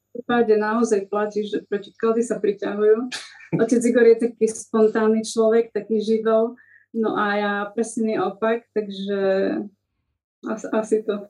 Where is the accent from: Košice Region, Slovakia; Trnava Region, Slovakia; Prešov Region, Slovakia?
Prešov Region, Slovakia; Humenné; moved away as an adult; now in Snina, Slovakia; Takže ja pochádzam z Humenného. Tam som absolvovala základnú školu, aj gymnázium